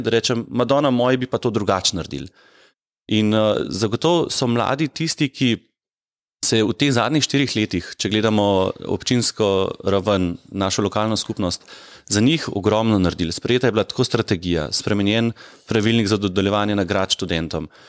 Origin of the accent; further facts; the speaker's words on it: Ljubljana, Slovenia; moved away as an adult; also born or lived in Senica, Medvode; now in Medvode, Slovenia; jaz sicer res prihajam iz Ljubljane